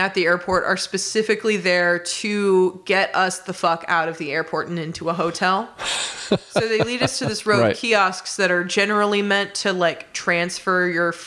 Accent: Indiana, United States; I'm from Indiana.

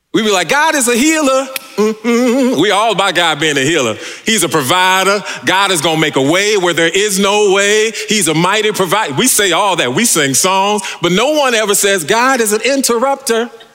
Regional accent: California, United States; I'm from California.

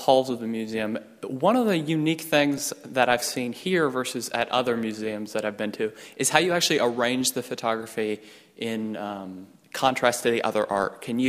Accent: Atlanta, Georgia, United States; It's in Atlanta, Georgia, my hometown.

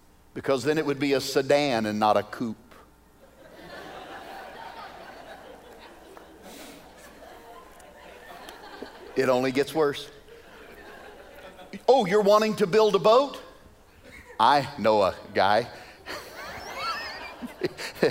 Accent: Arkansas, United States; now in Wichita, United States; I'm originally from Arkansas

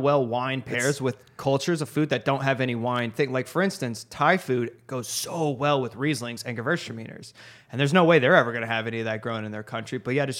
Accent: England, United Kingdom; I'm an Englishman.

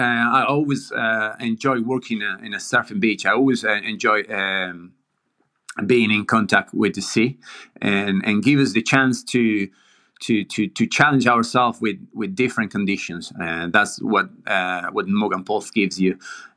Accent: Argentina; moved away as an adult; also born or lived in Spain / Mexico; now in Newquay, United Kingdom; I'm originally from Argentina.

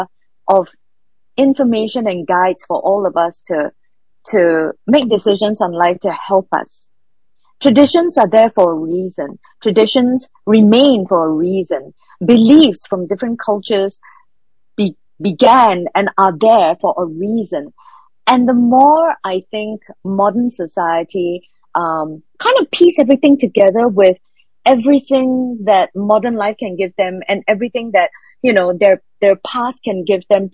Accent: Singapore; I'm Singaporean Chinese

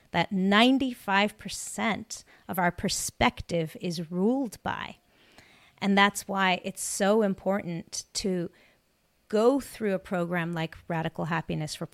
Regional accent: South Africa; now in United States; You know, I'm from South Africa originally, my family immigrated. That hard work ethic was ingrained in us. You know, we had, you know, very little money when we moved to America.

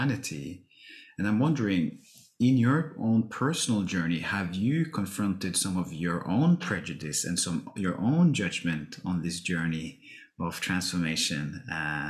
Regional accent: Norway; I grew up in Norway, some 30, 40 minutes outside of Oslo.

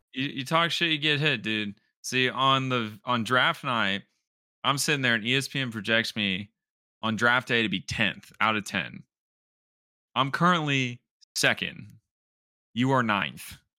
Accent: Houston, Texas, United States; I grew up in Houston

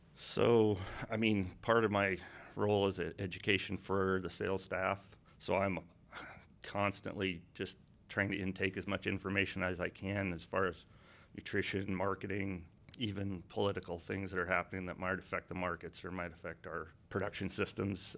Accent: North Dakota, United States; so if you cut North Dakota in half, north, south, east, west. I grew up about there

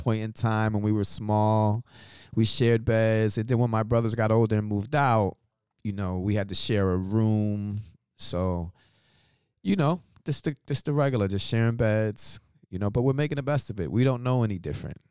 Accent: New York City, New York, United States; I'm born and raised in Brooklyn, New York, of African American descent

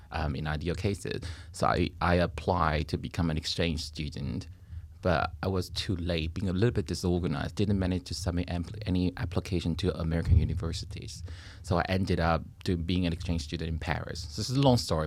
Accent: Taipei, Taiwan; moved away as an adult; I was born and raised in Taiwan, And, uh, I left Taiwan after ye, new, after uni and the military services

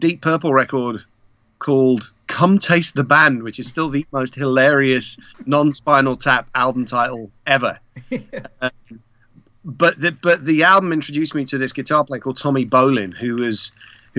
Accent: Prague, Czechia; moved away; I was born in Prague

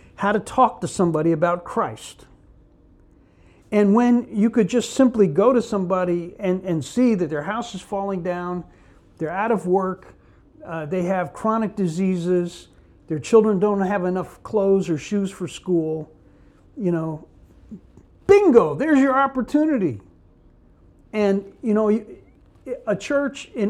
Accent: Newark, New Jersey, United States; also born or lived in Memphis, Tennessee; I was born in Memphis, but my father and mother broke up when I was about 4, put us on a train with my mother and my sisters to New Jersey, to Newark, New Jersey

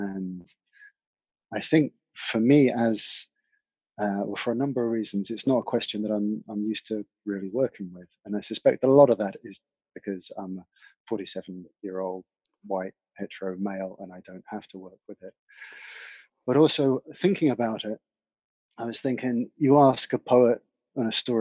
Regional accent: East Anglia, East of England, United Kingdom; also born or lived in Scotland; now in South Devon, United Kingdom; I was brought up in East Anglia, rural East Anglia in the UK

